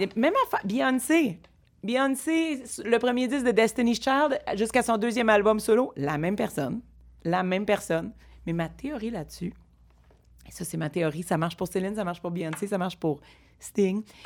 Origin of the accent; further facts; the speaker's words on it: Montreal, Quebec, Canada; j'ai grandi dans Rosemont